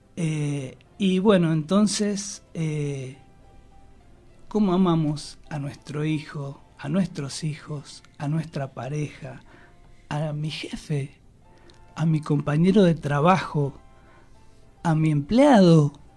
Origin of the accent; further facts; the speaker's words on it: Argentina; en Argentina somos tan afectos a la amistad, a los vínculos, al fútbol